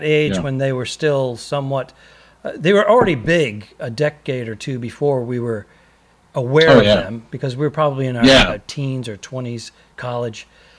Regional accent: Northeast, United States; I grew up in the Northeast.

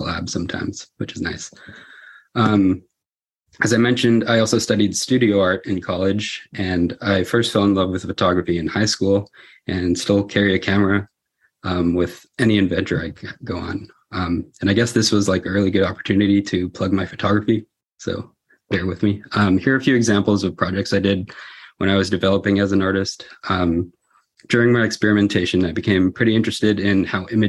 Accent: the Bay Area, California, United States; I grew up in California, specifically here in the Bay Area, and I only left to go to school in Southern California

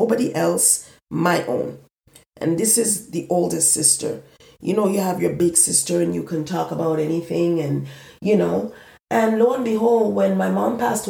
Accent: eastern Jamaica, Jamaica; moved away; when I went back home to Jamaica, I was far from where I'm originally from. I'm from the East.

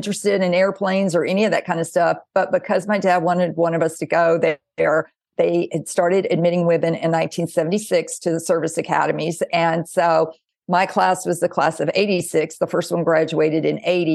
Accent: Mississippi, United States; I grew up in the South in Mississippi

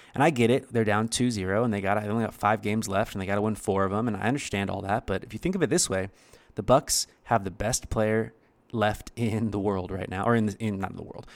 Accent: United States; I'm from America

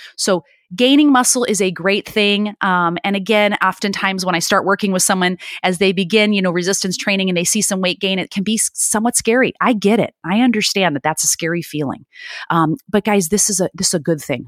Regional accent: Chicago, Illinois, United States; now in California, United States; born and raised in Chicago, and, um, I live out here now in California

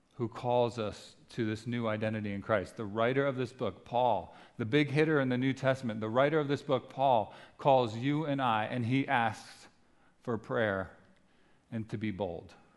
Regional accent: New Jersey, United States; we're from New Jersey.

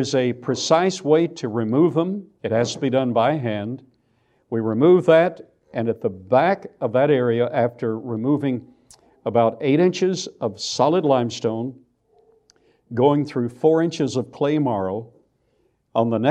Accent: Abilene, Texas, United States; accent: Texas; moved away as an adult; I grew up in Texas, went off, and didn't have enough sense to come back.

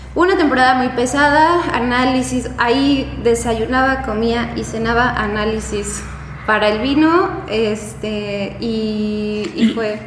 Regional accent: Puebla, Mexico; moved away as an adult; also born or lived in Guanajuato; now in Querétaro, Mexico; yo soy de Puebla, estudié la carrera en Puebla

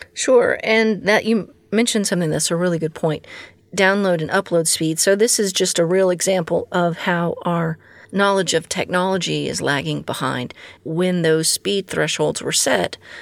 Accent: Texas, United States; my home state of Texas

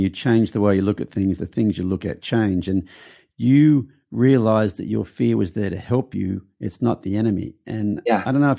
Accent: Australia; So I'm Australian, so.

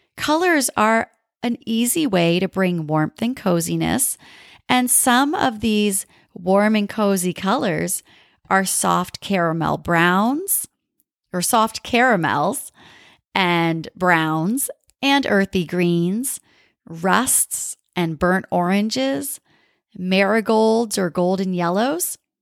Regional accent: New England, United States; now in Southern California, United States; I grew up in New England with all the beautiful colors of fall

